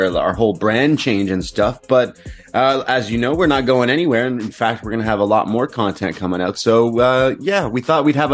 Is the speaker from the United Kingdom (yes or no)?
no; Canada; We're Canadian